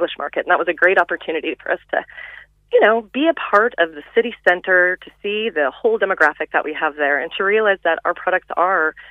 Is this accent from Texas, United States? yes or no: yes; Texas, United States; moved away as an adult; now in Cork, Ireland; I'm from Texas.